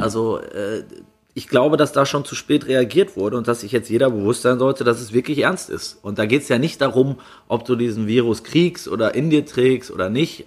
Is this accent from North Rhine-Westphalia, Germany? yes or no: yes; Kleve, North Rhine-Westphalia, Germany; in meiner Heimat am Niederrhein.